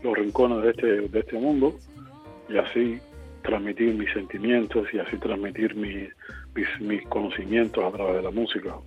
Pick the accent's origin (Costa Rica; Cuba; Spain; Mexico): Cuba; de Cuba